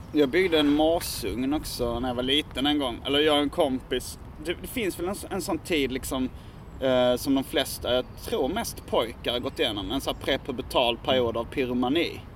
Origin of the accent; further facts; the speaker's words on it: Hjärup, Skåne, Sweden; jag är ju uppvuxen i Hjärup som ligger i, låg då i Staffanstorps mm. kommun